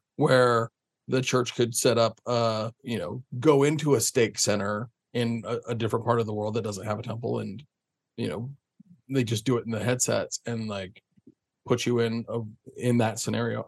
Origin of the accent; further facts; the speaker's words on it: Springville, Utah, United States; I grew up in Springville